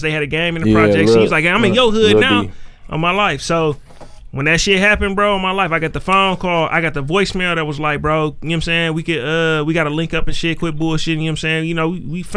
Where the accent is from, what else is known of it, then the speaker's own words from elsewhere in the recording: Westline, Wisconsin, United States; I'm from Westline.